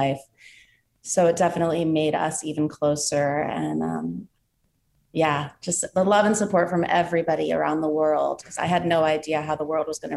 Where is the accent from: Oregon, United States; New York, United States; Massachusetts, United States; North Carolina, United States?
New York, United States; New York City; here in New York City, my hometown